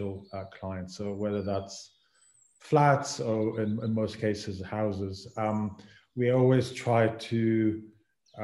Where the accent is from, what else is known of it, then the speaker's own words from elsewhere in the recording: Israel; moved away as an adult; now in London, United Kingdom; I'm originally from Israel, and then I had an opportunity to come here to study, and then I got hooked by it